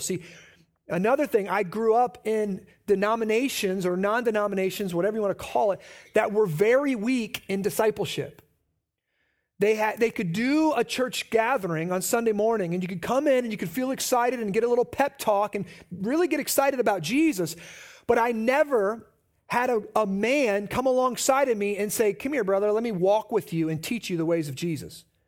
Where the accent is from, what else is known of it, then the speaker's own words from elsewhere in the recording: Midwest, United States; moved away as an adult; also born or lived in Omaha; We were born and raised in the Quad Cities